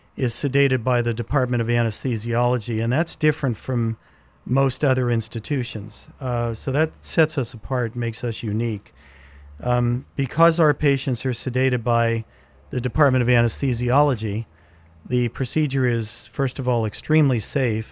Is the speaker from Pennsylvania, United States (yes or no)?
yes; Laurel Highlands, southwestern Pennsylvania, United States; moved away as an adult; now in New England, United States; I grew up in the, in the mountainous area of southwestern Pennsylvania. It's the area known as the Laurel Highlands